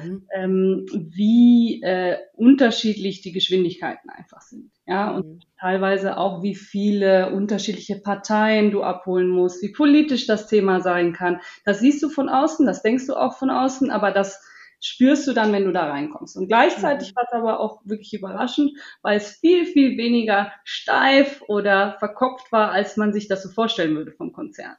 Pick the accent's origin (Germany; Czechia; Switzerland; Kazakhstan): Switzerland; ich bin aus der Schweiz